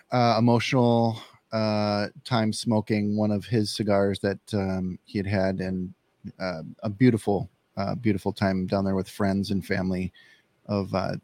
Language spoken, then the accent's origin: English; Midwest, United States; And he knew that I was from the Midwest